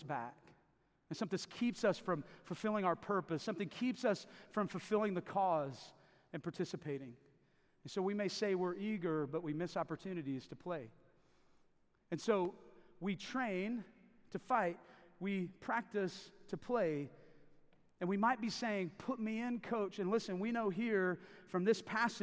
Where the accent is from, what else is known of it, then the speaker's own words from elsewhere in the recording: Davis, Oklahoma, United States; I grew up in Davis, Oklahoma, just right down the hill for most of the time I was growing up, about 9 years, so I consider that home.